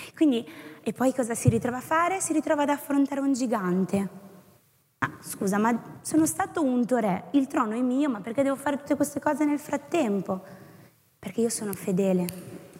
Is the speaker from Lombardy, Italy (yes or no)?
no; Tuscany, Italy; sono toscana